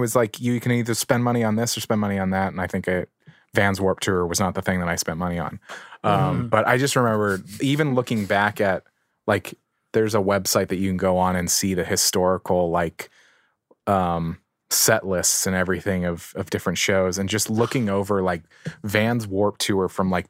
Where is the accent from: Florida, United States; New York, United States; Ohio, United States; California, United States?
California, United States; cause I grew up in a small town too. And like that journey, like that excitement of like, for me, I grew up way outside of San Diego.